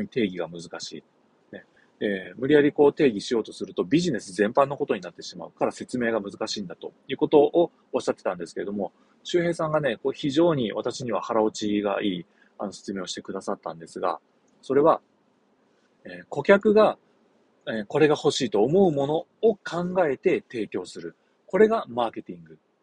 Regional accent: Shimonoseki, Yamaguchi, Japan; 地元下関

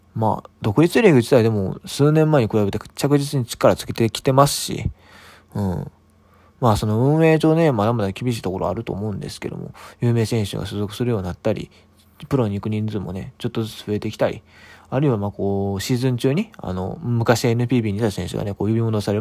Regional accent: Kansai, Japan; 関西人なんで

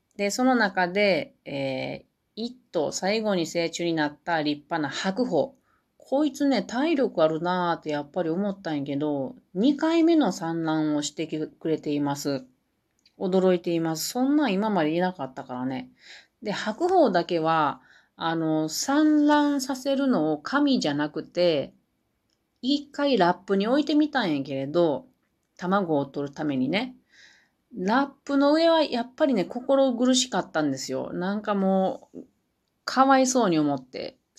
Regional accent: Matsusaka, Mie, Japan; 私の生まれは三重県の中、真ん中ぐらいの中西って言うんですけど、松阪市っていうところです

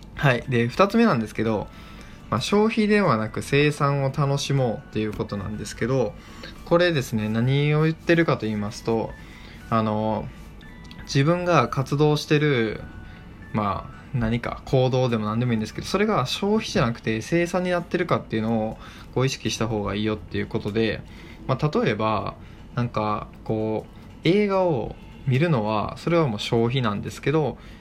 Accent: Kochi, Japan; 僕の生まれ育った高知県

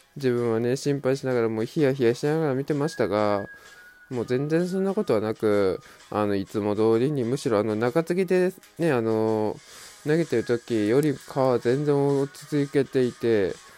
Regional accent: Mie, Japan; 自分と同じ三重県出身

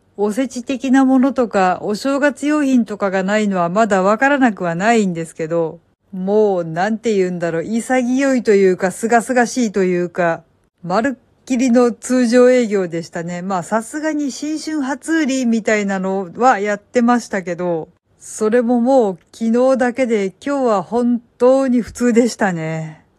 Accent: Kansai, Japan; now in Kanto, Japan; 私が関西人だからですか。

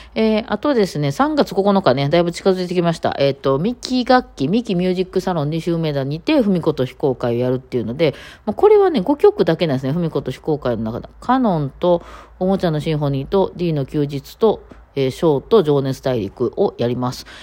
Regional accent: Osaka, Japan; accent: Osaka dialect; 私も大阪弁やったりするので

